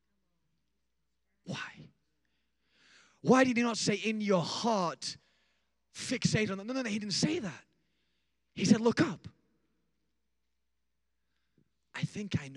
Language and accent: English; Rotherham, Yorkshire and the Humber, United Kingdom; I started on the streets of my hometown in a place called Rotherham, England.